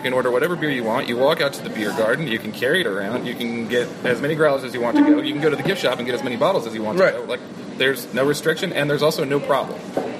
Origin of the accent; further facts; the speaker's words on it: California, United States; now in Georgia, United States; Well, I'm from California